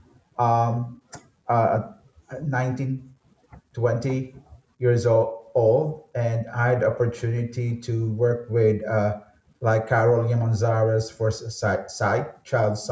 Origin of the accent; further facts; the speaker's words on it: Manila, Metro Manila, Philippines; I grew up in Manila